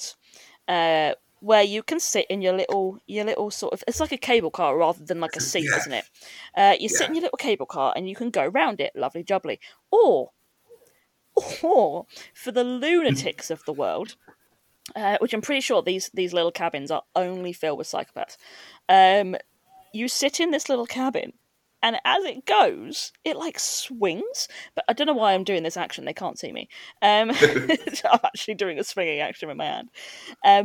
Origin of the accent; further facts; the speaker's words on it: United Kingdom; As British